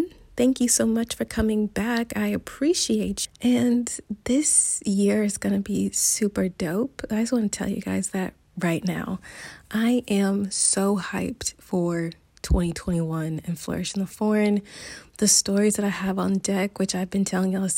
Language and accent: English; United States; moved away as an adult; now in Barcelona, Spain; I am an American expat currently living in Barcelona